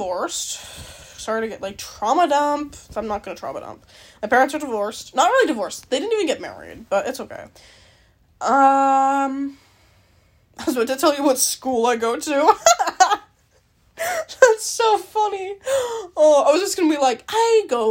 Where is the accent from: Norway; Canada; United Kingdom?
Canada; I'm Canadian